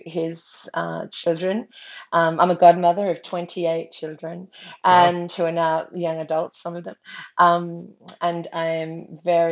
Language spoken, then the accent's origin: English; Australia; also born or lived in Brisbane, Queensland; I'm from Australia and I live in Brisbane on Meanjin country